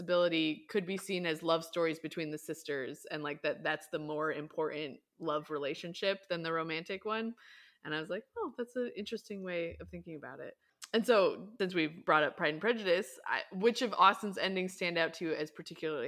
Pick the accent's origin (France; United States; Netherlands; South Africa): United States; I'm American